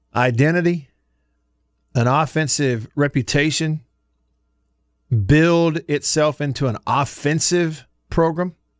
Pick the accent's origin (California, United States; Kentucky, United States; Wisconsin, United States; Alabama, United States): Alabama, United States; Russellville; moved away; growing up in Northwest Alabama, a little small town called Russellville